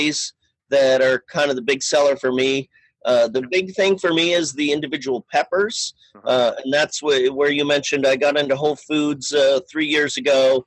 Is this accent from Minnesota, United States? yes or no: yes; Fridley, Minnesota, United States; moved away as an adult; also born or lived in Summit County, Colorado / Boulder, Colorado; now in Longmont, United States; I am from Fridley, Minnesota, which is a northeastern suburb of Minneapolis.